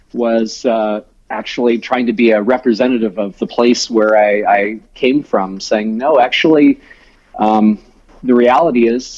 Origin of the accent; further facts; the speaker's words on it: Ocean Springs, Mississippi, United States; we grew up in this big rambling house across the street from the Mississippi Sound, which is, the water, you know, it's not an ocean, but it's a sound, they call it, with barrier islands in view.